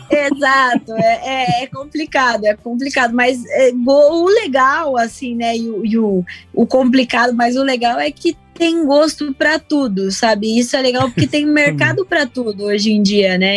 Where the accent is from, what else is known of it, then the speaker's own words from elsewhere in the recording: Chapecó, Santa Catarina, Brazil; moved away; eu nasci em 1991, lá em Chapecó, Santa Catarina.